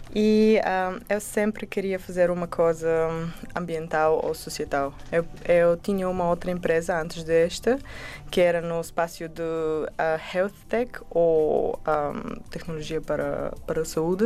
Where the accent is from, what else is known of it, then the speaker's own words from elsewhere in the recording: Bulgaria; Portuguese is a second language; now in Portugal; eu sou do Bulgária, o meu português é quase bem